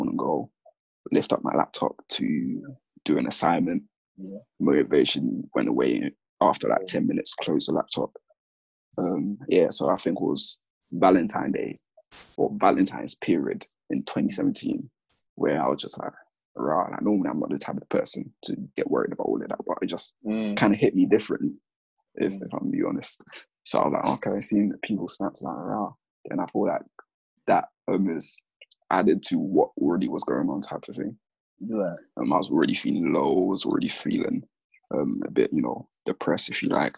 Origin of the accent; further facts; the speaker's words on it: London, United Kingdom; also born or lived in Gambia / Sierra Leone / Catford, London / Kent; I'm from Lewisham because that's where my core, I guess, childhood or the past I can remember anyway, because that's where I started secondary school